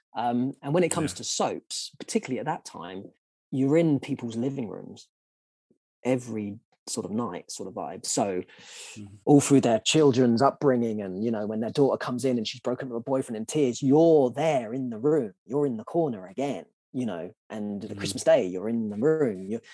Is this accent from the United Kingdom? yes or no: yes; London, United Kingdom; growing up in Southeast London